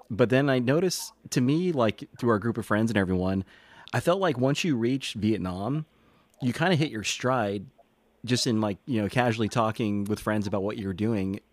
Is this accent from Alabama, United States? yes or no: no; Texas, United States